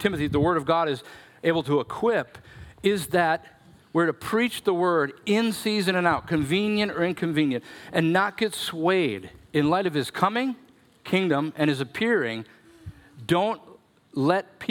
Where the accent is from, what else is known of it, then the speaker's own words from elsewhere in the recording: Minnesota, United States; I'm such a Minnesotan